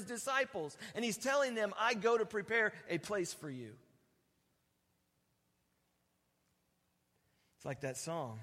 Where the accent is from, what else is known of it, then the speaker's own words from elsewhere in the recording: Oregon, United States; I'm from Oregon